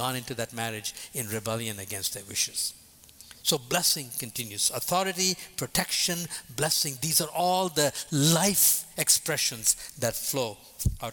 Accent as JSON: {"language": "English", "country": "India", "tie": "born or raised there", "also_born_or_lived": "Boston", "moved": "as an adult", "said": "from the time I was born in India till the time I left at the age of 22 to come to Boston"}